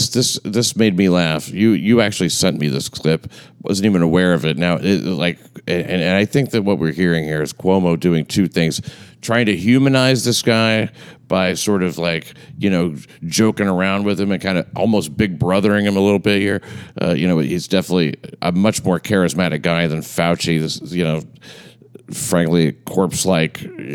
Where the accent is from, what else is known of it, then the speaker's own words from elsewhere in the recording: New York City, New York, United States; I grew up in the Bensonhurst section of Brooklyn.